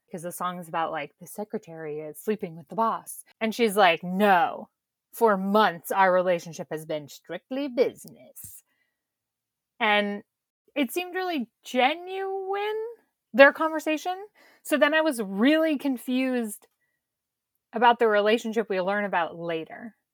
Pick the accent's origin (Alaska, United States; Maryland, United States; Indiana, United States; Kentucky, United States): Kentucky, United States; I'm from Kentucky